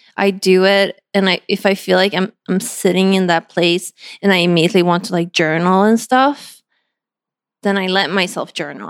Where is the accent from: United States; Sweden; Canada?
Sweden; moved away; my hometown